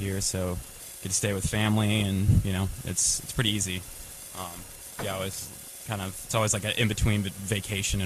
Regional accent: Durham, North Carolina, United States; moved away as an adult; also born or lived in Greensboro; now in Atlanta, United States; I'm from the Triangle, though. I grew up in Durham

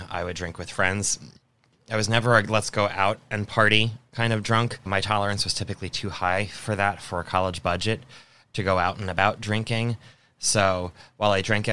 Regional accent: Long Island, New York, United States; now in Florida, United States; I am originally from Long Island

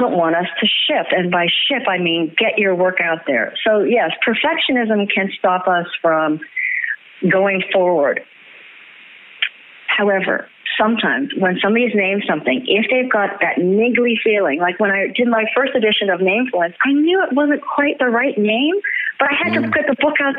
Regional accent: Canada; I'm a Canadian, and we're porch people

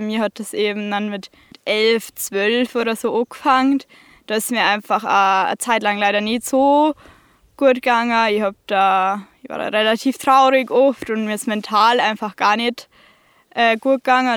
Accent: Berchtesgaden, Bavaria, Germany; ich komme aus Berchtesgaden

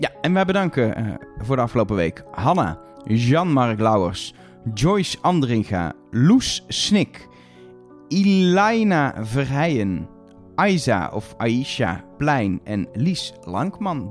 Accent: Netherlands; als Nederlanders

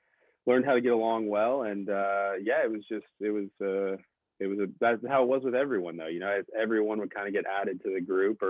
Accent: the South, United States; I grew up in the South, still live in the South in the U.S.

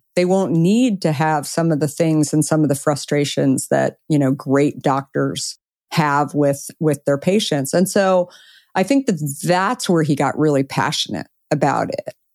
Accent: Arizona, United States; I grew up in Arizona

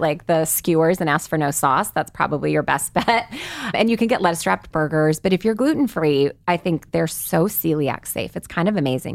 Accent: the Bay Area, California, United States; I grew up in the Bay Area

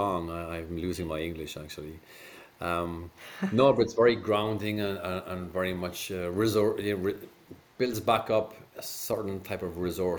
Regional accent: Cork, Munster, Ireland; accent: Irish brogue; now in France; So if you haven't placed the accent, I'm Irish, from a town called Cork.

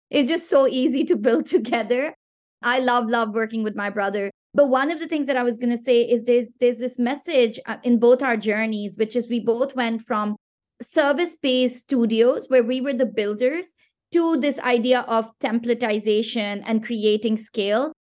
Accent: Pakistan; first language Pashto; English is a second language; from Pakistan, which is my home country

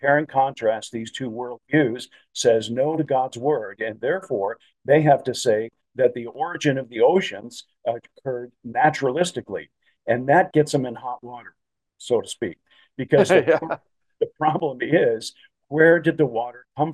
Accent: Chicago, Illinois, United States; when I was growing up in the Chicagoland area

